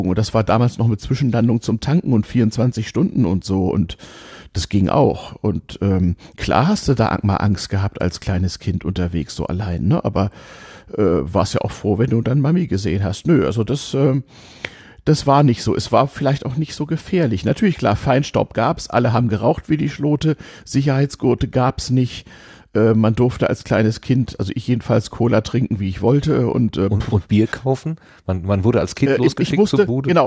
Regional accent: Hamburg, Germany; bin ich in Hamburg aufgewachsen bei zwei Großelternpaaren, die nicht weit voneinander weg wohnten

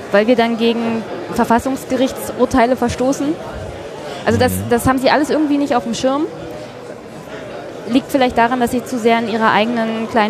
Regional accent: Brandenburg, Germany; da geht es um meine Heimat Brandenburg

